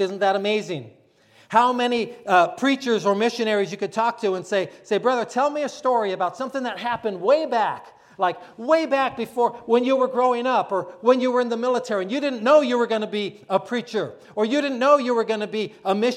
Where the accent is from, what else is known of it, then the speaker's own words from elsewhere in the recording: Florida, United States; I'm from Florida